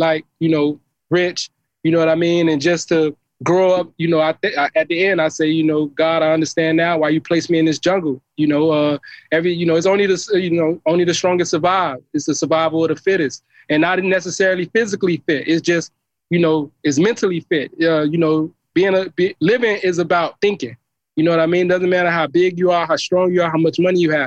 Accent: Miami Gardens, Florida, United States; I grew up in Carroll City

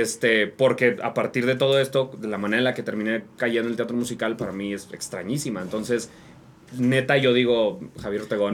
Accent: Monterrey, Nuevo León, Mexico; now in Mexico City, Mexico; soy de Monterrey

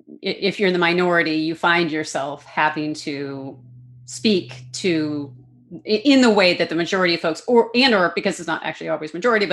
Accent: Canada; accent: Canadian; as my Canadian accent faded away for the most part, faded away, although I still have some quirks.

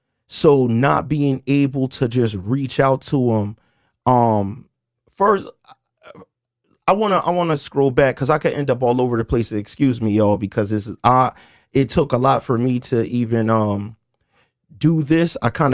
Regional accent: Camden, New Jersey, United States; We're from Moore Street in Camden. Well, some people think we're from Cherry Street, depending on whatever era.

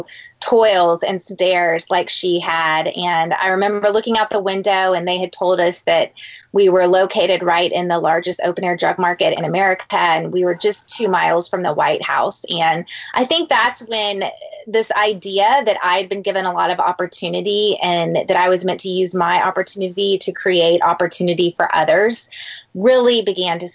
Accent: San Antonio, Texas, United States; I grew up in San Antonio

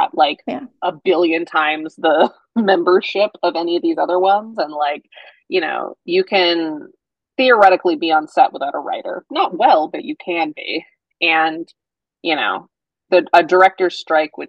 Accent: Colorado, United States; moved away; my hometown of Colorado, and my hairdresser, who I've seen since I was 5

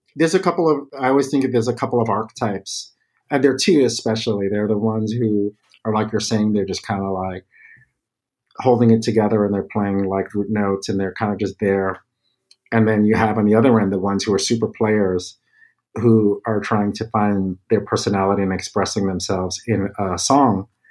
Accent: New York City, New York, United States; growing up in the Bronx, my family were visual artists

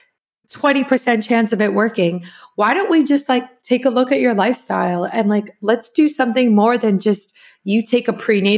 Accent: South Africa; I'm from South Africa

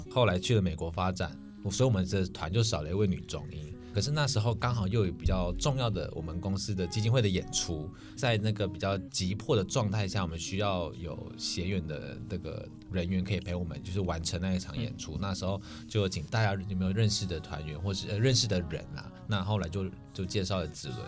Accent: Malaysia; now in Taiwan; 因为我是马来西亚人，我是来台湾念书的

